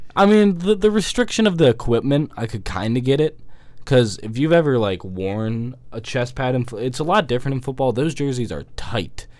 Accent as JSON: {"language": "English", "town": "Atlanta", "region": "Georgia", "country": "United States", "said": "I'm from somewhere that's really hot. You know, I'm from Atlanta"}